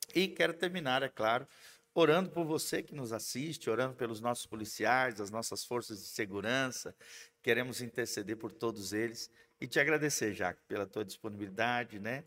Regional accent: Brazil; nós como brasileiros

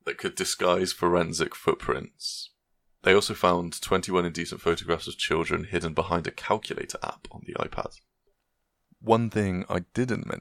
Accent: Gloucester, South West England, United Kingdom; my hometown

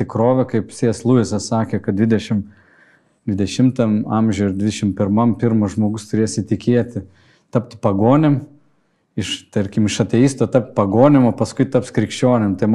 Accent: Kretinga, Klaipėda County, Lithuania; Aš užaugau Kretingoje

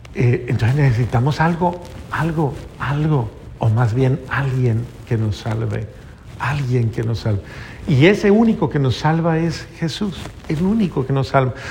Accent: Colombia; eso fue en Colombia, en mi país

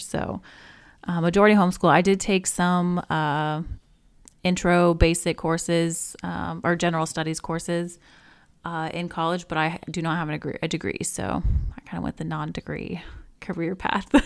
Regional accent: Alaska, United States; I was born in Alaska

